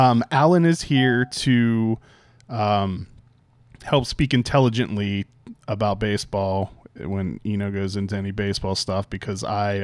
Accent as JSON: {"language": "English", "town": "Pittsburgh", "region": "Pennsylvania", "country": "United States", "tie": "born or raised there", "moved": "yes", "said": "I grew up in Pittsburgh, so I'm a born and bred Pirates fan."}